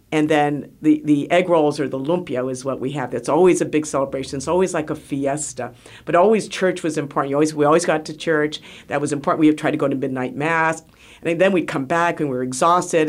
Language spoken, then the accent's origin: English; Hawaii, United States; moved away; also born or lived in San Diego; growing up in Hawaii, everyone wore shorts and never felt like Christmas per se